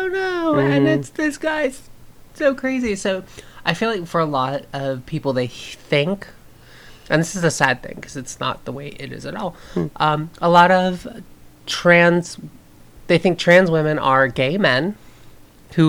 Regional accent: the South, United States; I grew up in the South

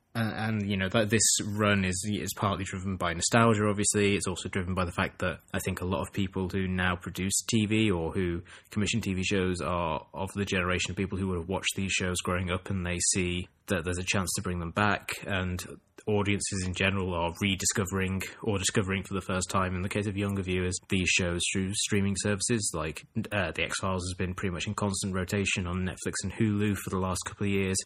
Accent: England, United Kingdom; growing up in England

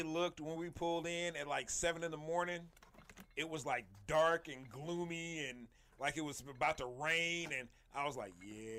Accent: Kansas City, United States; we're from Kansas City.

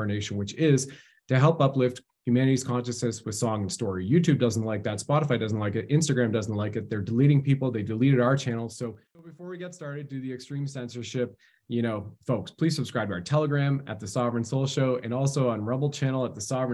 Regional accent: Canada

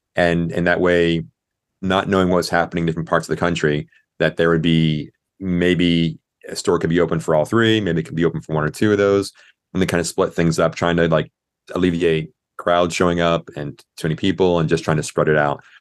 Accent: Clearwater, Florida, United States; now in Orlando, United States; I grew up over in Tampa, uh, in Clearwater

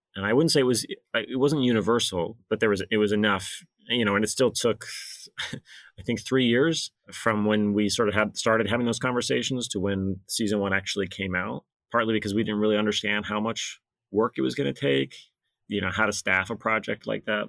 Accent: Alabama, United States; moved away as an adult; now in New Hampshire, United States; I grew up in Alabama

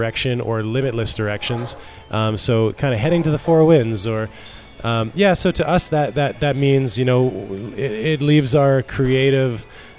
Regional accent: Tsawwassen, British Columbia, Canada; also born or lived in Richmond; we grew up in Tawasin

